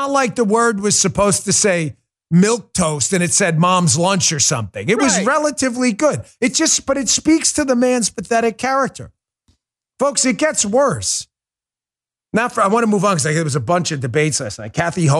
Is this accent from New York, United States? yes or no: yes; New York, United States; moved away; New York, listen, you're my home state for a long time. I grew up in New York.